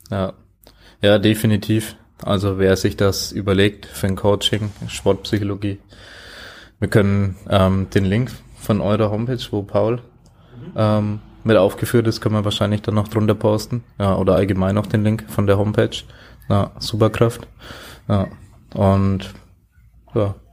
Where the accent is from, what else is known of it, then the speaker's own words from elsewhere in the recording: Germany; now in Vienna, Austria; Vor allem für mich dann Draufsicht als Deutscher. Ja, finde es hier ziemlich cool in Wien, was da dann geht.